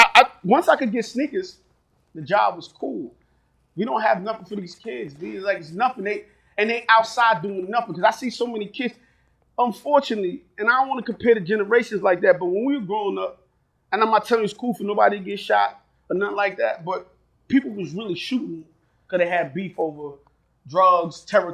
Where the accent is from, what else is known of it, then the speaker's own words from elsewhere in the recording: Jamaica; You know, you Haitian, I'm Jamaican.